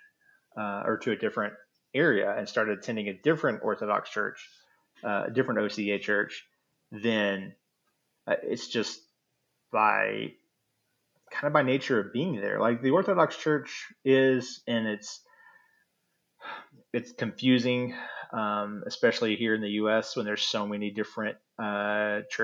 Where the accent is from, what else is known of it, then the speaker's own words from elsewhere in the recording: United States; As an American